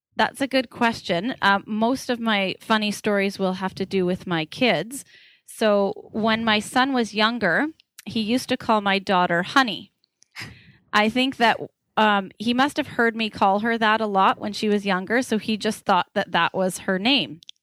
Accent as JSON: {"language": "English", "town": "Parksville", "region": "British Columbia", "country": "Canada", "tie": "born or raised there", "also_born_or_lived": "Nanaimo / Victoria / Surrey", "moved": "as an adult", "said": "I grew up on Vancouver Island in a little town called Parksville"}